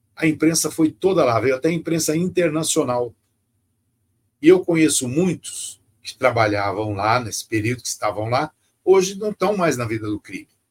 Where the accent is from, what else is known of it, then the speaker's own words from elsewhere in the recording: São Paulo, Brazil; Eu fui criado na periferia, Jardim Peri, Cachoeirinha, Zona Norte